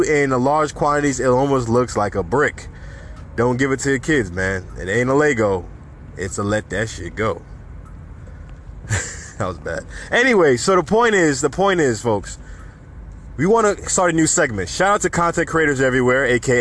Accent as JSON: {"language": "English", "town": "New York City", "region": "New York", "country": "United States", "tie": "born or raised there", "said": "my hometown, New York City"}